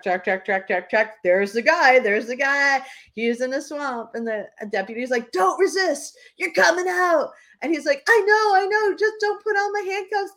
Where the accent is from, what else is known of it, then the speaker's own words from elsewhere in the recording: New Hampshire, United States; I'm from New Hampshire